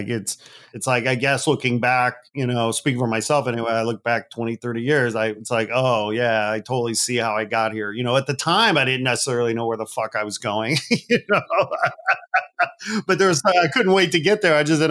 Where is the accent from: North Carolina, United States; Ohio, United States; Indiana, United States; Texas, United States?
Indiana, United States; Northwest; also born or lived in Gary, Indiana; I was born in Gary, Indiana. I grew up in Northwest Indiana